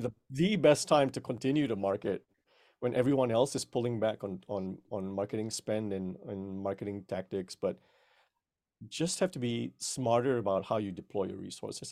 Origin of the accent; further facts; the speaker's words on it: Malaysia; now in United States; I was originally born and raised in Malaysia, but I've been here in the United States for over twenty years now.